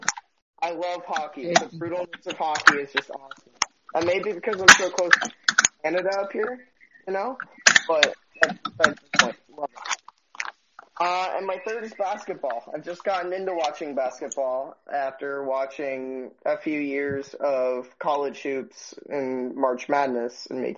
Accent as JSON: {"language": "English", "region": "Washington", "country": "United States", "said": "I'm from Washington State"}